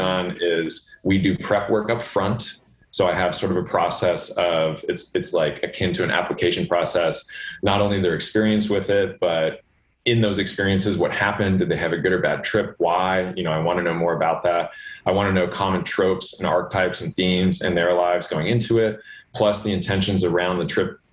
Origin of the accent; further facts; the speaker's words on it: Los Angeles, California, United States; I grew up in Los Angeles swimming